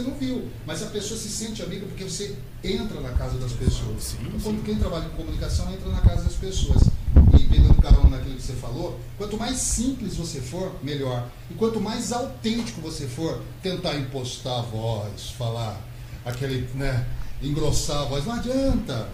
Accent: São Manuel, São Paulo, Brazil; minha infância eu passei por São Manuel. Não nasci exatamente Olha. na cidade de São Manuel. Nasci em Aparecida de São Manuel.

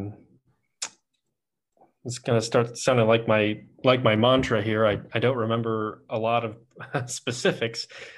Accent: Midland, Michigan, United States; also born or lived in Whiteman Air Force Base, Missouri; now in Missouri, United States; I live at Whiteman Air Force Base in Missouri, and I am from Midland, Michigan

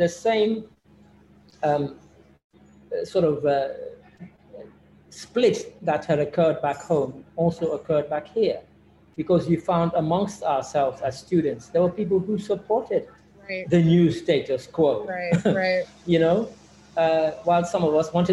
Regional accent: London, United Kingdom; also born or lived in Sierra Leone / England; growing up in London and going to school and then going to university

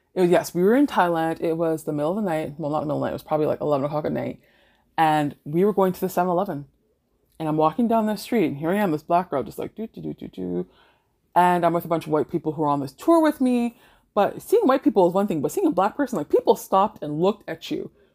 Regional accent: Mississauga, Ontario, Canada; also born or lived in British Columbia; I grew up in Mississauga

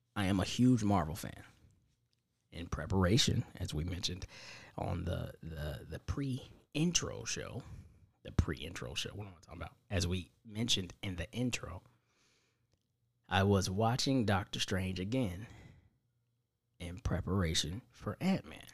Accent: Indiana, United States; I'm from Indiana

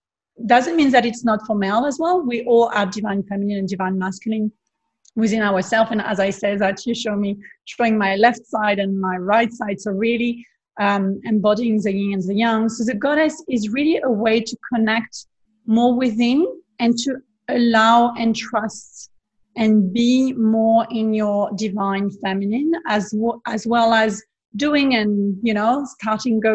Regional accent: Provence-Alpes-Côte d'Azur, France; English is a second language; moved away as an adult; also born or lived in Bondi Beach, Sydney, Australia; now in Sydney, Australia; I'm originally from France, from the south of France, the beautiful Provence landscape with the beach and Saint-Tropez and all those kind of beautiful places. So I had the privilege to grow up there

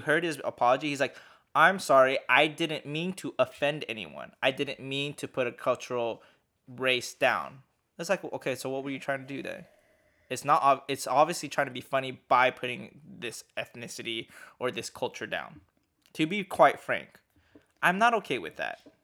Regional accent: United States; I'm just American. I'm from the U S

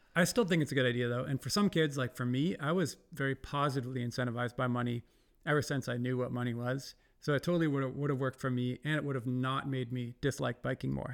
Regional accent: Ontario, Canada; moved away; Ontario, I'm from Ontario, like near the giant city of Toronto.

